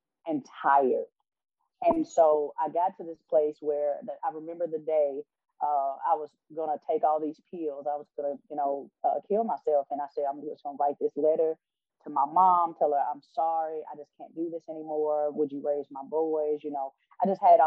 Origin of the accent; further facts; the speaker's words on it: Chicago, Illinois, United States; now in Alabama, United States; I'm originally from Chicago